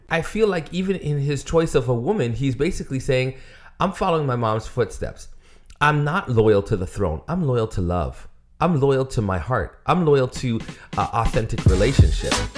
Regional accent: United States

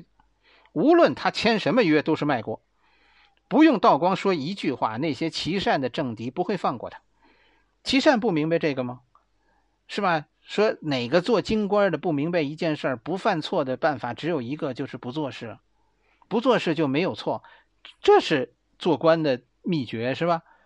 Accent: Beijing, China; accent: Beijing dialect; 我们北京话就叫死乞白咧

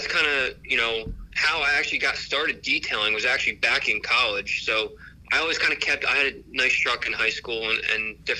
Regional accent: Allentown, New Jersey, United States; born or raised there

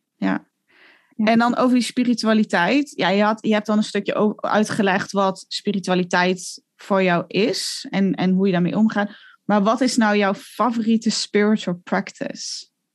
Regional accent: Netherlands; moved away; also born or lived in Italy; als Nederlander

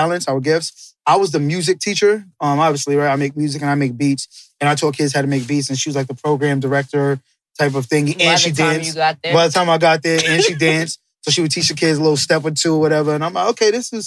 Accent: New York City, New York, United States; also born or lived in Tema, Ghana; I'm from the Bronx. I'm born and raised, but I did go back to Ghana a lot

